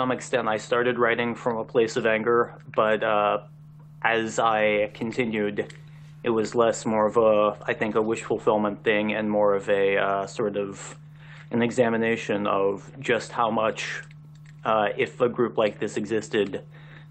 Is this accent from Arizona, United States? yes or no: no; Richmond, Virginia, United States; moved away as an adult; now in Washington, D.C., United States; I am originally from Richmond, and that's why I ended up in the Washington, D.C. area.